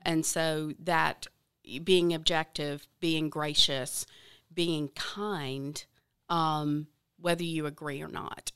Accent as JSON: {"language": "English", "region": "the South", "country": "United States", "tie": "born or raised there", "said": "I grew up in the South, I love the South"}